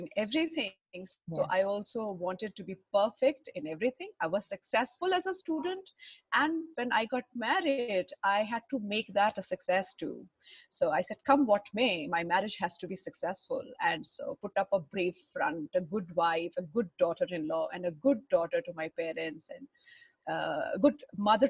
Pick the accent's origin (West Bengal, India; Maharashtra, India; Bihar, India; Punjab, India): Bihar, India; Patna; I was born in Patna in Bihar and way back in early 1970s and in a very orthodox Thakur family.